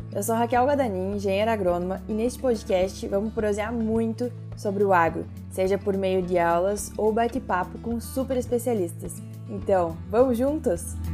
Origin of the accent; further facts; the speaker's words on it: Rio Grande do Sul, Brazil; eu sou aqui do Rio Grande do Sul, então a gente toma muito chimarrão e o agro é a minha vida desde, desde a minha infância, que eu morava na, na fazenda